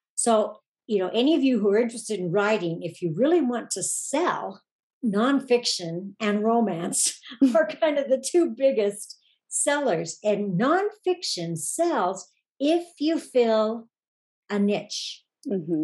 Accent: Oregon, United States; moved away as an adult; I grew up in Oregon and mm-hmm. lived there until I was 45

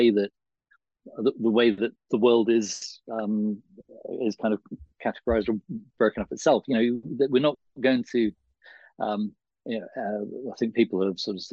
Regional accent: England, United Kingdom; as English people we've

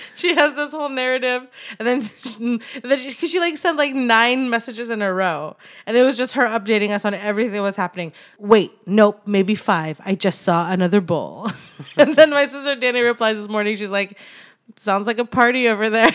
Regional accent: Anchorage, Alaska, United States; now in Los Angeles, United States; Born and raised in Anchorage, Alaska, currently trying not to melt in Los Angeles

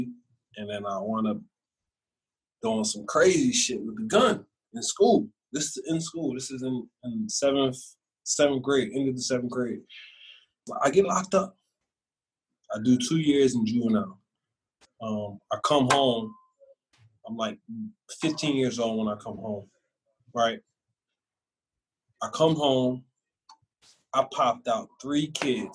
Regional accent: Philadelphia, Pennsylvania, United States; also born or lived in Scranton, Pennsylvania / Mesa; now in Texas, United States; I'm from Philly

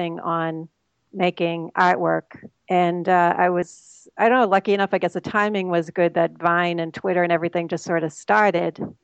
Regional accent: Boston, Massachusetts, United States; I grew up in Boston, so I'm a Bostonian, sort of. I'm still in Massachusetts

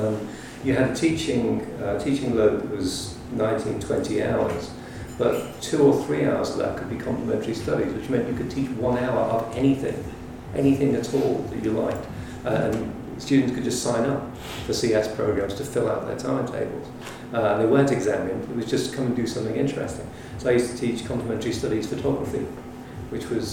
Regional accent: Liverpool, North West England, United Kingdom; moved away as an adult; also born or lived in Oxford / London; I come from Liverpool, and I lived in Liverpool until I was 19, and then I came south to go to university.

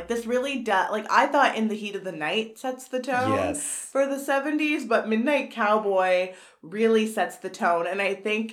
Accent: Canada; we're Canadian

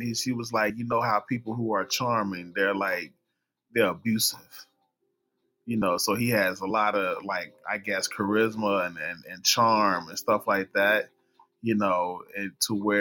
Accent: Mississippi, United States; I'm from Mississippi

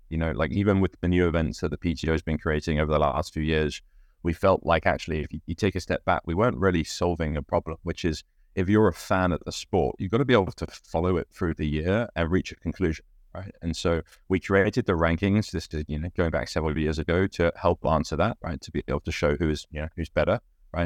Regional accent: United Kingdom; I'm British

